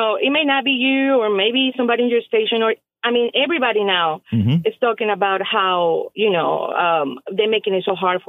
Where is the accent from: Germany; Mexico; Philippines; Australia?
Mexico; English is a second language; now in Texas, United States; based on my accent, you can tell I'm not from this country.